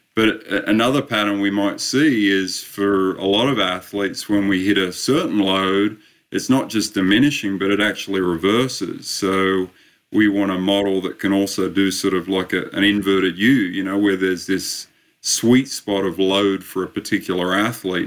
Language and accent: English; Australia; also born or lived in Sydney, Australia; I started my uh, my studies a little over 30 years ago now, back in uh, back in Sydney, Australia